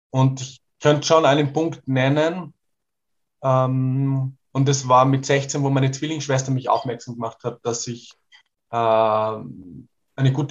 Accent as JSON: {"language": "German", "country": "Portugal", "tie": "born or raised there", "second_language": "German", "said": "ich bin sehr weltoffen aufgewachsen in Portugal in der Natur und mein Papa hat sehr, sehr viel verschiedene Musik aus aller Welt angehört."}